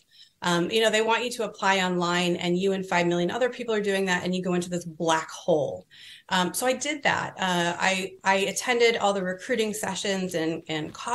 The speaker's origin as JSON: {"language": "English", "region": "California", "country": "United States", "moved": "yes", "said": "I was from California"}